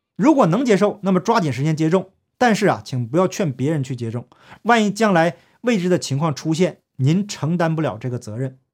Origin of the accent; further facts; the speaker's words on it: China; 我从小在中共国接受的教育